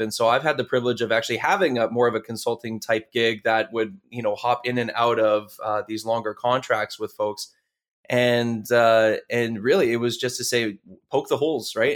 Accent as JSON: {"language": "English", "country": "Canada", "said": "we're, we're from Canada"}